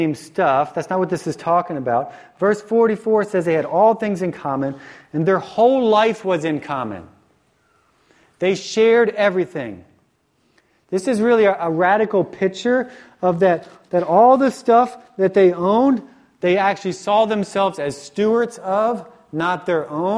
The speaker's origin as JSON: {"language": "English", "region": "Virginia", "country": "United States", "tie": "born or raised there", "moved": "yes", "said": "the church that I grew up in the South, when I went to high school in the South in Virginia"}